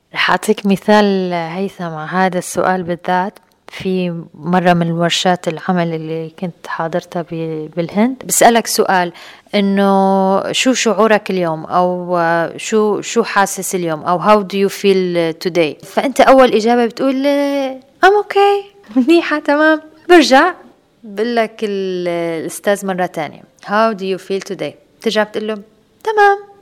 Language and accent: Arabic; Aleppo, Aleppo Governorate, Syria; now in Dubai, United Arab Emirates; كنت عايشة في مجتمع في بلدي الأم بسوريا بحلب